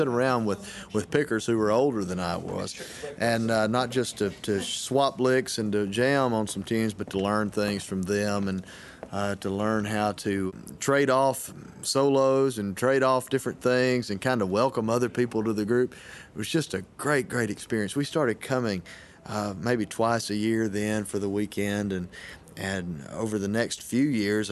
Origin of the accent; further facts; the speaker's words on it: near Tupelo, North Mississippi, United States; I grew up in North Mississippi, up near Tupelo